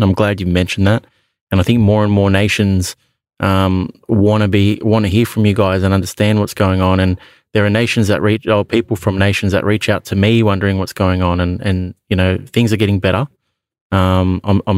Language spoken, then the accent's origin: English; Australia; as an Aussie rugby league fan